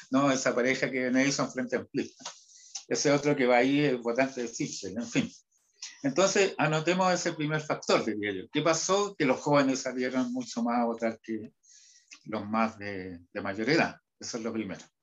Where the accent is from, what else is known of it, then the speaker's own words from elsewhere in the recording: Huasco, Atacama, Chile; Ah, bueno, vengo, vengo de Huasco, que está...